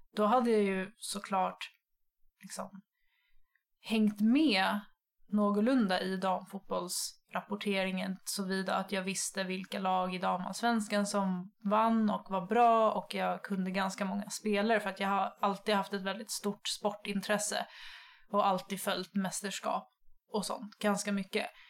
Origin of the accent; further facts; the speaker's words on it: Nynäshamn, Stockholm County, Sweden; Jag är från eh, Nynäshamn söder om Stockholm